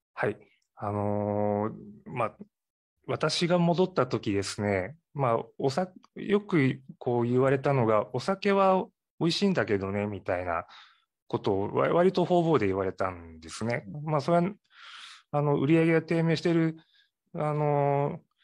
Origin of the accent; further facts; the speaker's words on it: Matsuyama, Ehime, Japan; also born or lived in Tokyo; 松山、隣の松山市の方で生まれ育ちまして